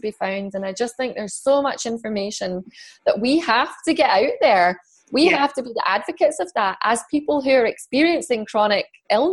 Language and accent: English; Scotland, United Kingdom; also born or lived in London / Fife; now in Edinburgh, United Kingdom; I moved away from London. I moved back to Scotland.